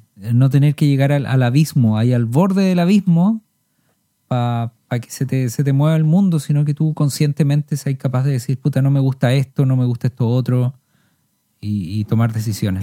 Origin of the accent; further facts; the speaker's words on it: Chile; Somos artistas chilenos